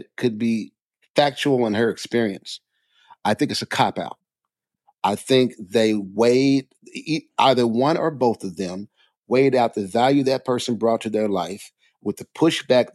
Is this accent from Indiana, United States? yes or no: no; Jackson, Mississippi, United States; I grew up in Mississippi, right? Jackson, Mississippi